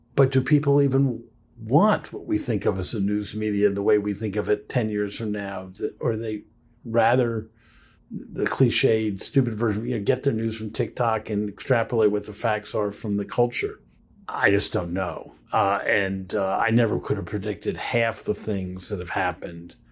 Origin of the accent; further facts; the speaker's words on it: Washington, District of Columbia, United States; I grew up in Washington, D C, around politicians